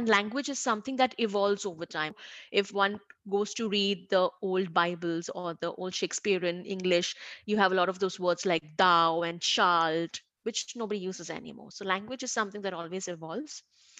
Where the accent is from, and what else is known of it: India